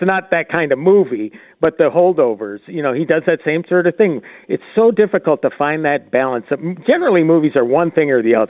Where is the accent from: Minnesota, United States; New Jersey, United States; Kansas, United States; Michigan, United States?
Minnesota, United States; As a Minnesotan, you know, first thing you look at and you say, "Do we really talk like that?"